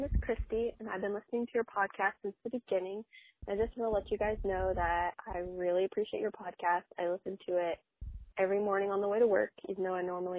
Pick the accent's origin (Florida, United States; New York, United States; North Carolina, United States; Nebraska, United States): Florida, United States; I am from Florida, and I'm a physical therapist